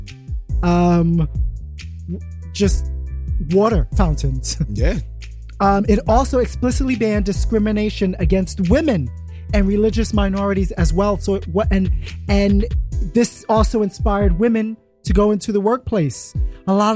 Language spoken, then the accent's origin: English; New York City, New York, United States; I was born and raised in Brooklyn.